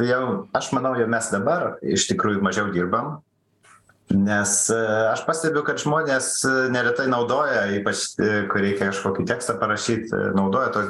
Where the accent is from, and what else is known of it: Lithuania